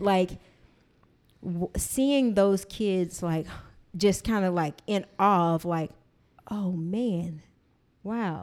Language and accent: English; Texas, United States; grew up in Texas